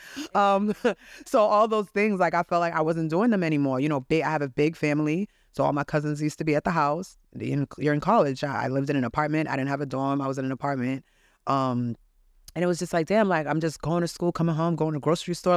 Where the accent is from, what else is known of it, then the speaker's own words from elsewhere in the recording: Haiti; I was born in Haiti